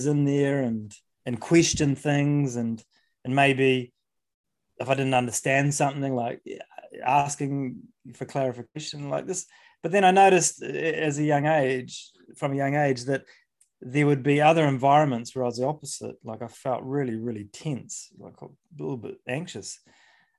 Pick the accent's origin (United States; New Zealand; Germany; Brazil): New Zealand; I grew up in New Zealand